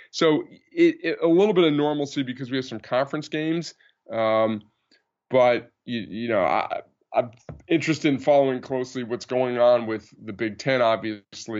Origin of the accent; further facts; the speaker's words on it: New Jersey, United States; moved away; I grew up in New Jersey, North Jersey